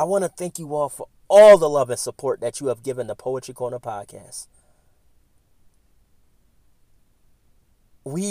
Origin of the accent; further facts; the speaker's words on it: Philadelphia, Pennsylvania, United States; moved away; my hometown of Philadelphia.